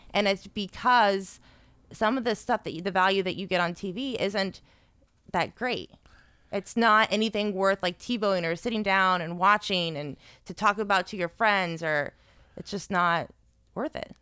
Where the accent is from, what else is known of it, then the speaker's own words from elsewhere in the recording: South Florida, United States; I went to a Christian school growing up in South Florida